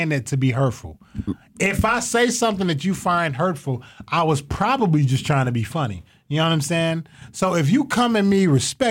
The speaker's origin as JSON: {"language": "English", "town": "Toledo", "region": "Ohio", "country": "United States", "tie": "born or raised there", "said": "I was raised in Toledo"}